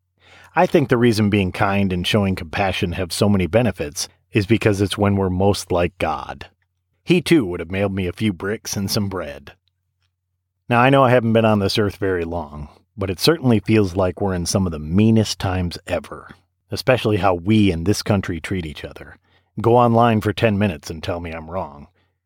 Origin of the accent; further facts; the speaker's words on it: Saginaw, Michigan, United States; moved away as an adult; now in Tennessee, United States; my hometown of Saginaw, Michigan. I said something on Facebook about how much I wish I had a couple of Saginaw bricks because my wife and I were both born there